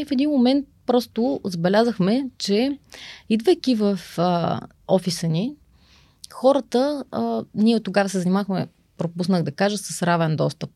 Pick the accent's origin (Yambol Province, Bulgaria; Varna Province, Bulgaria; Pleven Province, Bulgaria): Pleven Province, Bulgaria; Pleven; moved away as an adult; now in Sofia, Bulgaria; аз съм родом от Плевен. Там съм завършила а, средно си образование